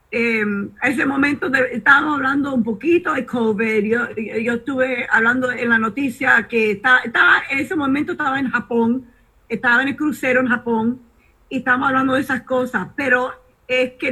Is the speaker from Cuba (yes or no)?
yes; Cuba; decir aquí tenemos republicanos y somos cubanos y somos eh, para los republicanos.